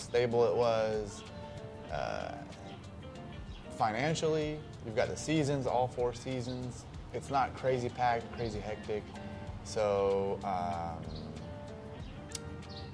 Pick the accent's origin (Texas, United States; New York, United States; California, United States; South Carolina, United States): South Carolina, United States; Spartanburg; now in Greer, United States; I grew up in Spartanburg, and that's where I've been my whole life